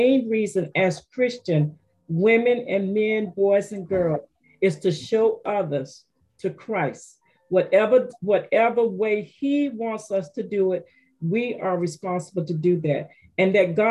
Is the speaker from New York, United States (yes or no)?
no; Penney Farms, Florida, United States; I was from Florida.